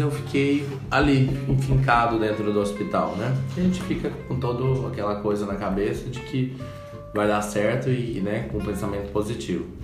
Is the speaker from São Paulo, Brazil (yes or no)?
no; Goiânia, Goiás, Brazil; É, sou de Goiânia, é, nasci lá mesmo.